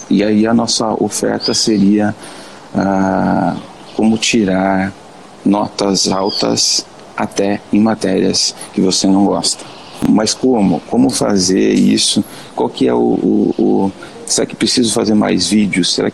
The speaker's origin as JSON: {"language": "Portuguese", "town": "Paranaguá", "region": "Paraná", "country": "Brazil", "said": "sou de Paranaguá, Paraná."}